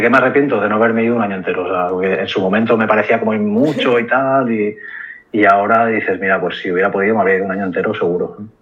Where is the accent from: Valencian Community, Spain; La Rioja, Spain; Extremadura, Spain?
Valencian Community, Spain; Valencia; moved away as an adult; also born or lived in Barcelona; yo soy valenciano, o sea, nací en Valencia, tuve el colegio de estudio en Valencia y luego me fui a estudiar la carrera a Barcelona